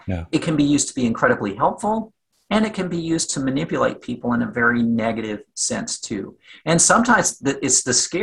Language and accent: English; Southwest Virginia, United States; moved away; I was born and raised in Southwest Virginia